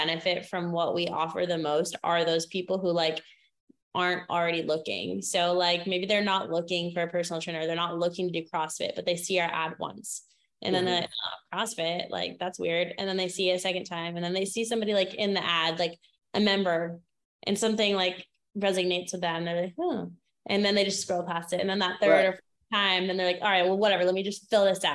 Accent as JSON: {"language": "English", "region": "Maine", "country": "United States", "tie": "born or raised there", "said": "I grew up in Maine"}